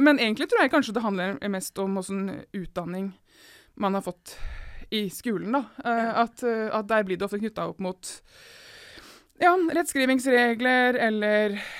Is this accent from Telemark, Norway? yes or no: yes; Seljord, Telemark, Norway; jeg Kommer fra Seljord i Telemark